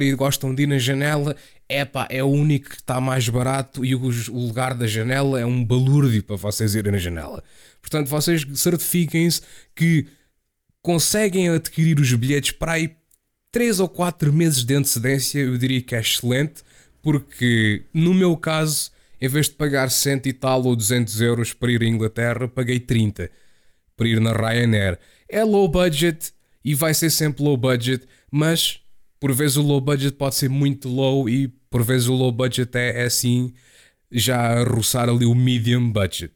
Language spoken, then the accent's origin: Portuguese; Portugal; moved away as an adult; also born or lived in Chatham, England; quando eu saí de Portugal